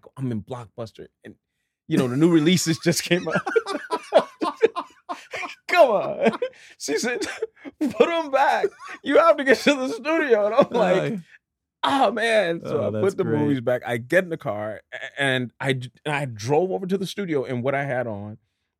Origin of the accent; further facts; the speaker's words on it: Dallas, Texas, United States; It's like, I'm from Dallas.